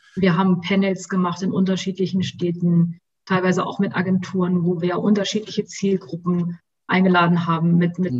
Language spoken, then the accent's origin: German; Hanover, Lower Saxony, Germany; also born or lived in Göttingen; ich komme sogar ursprünglich aus Hannover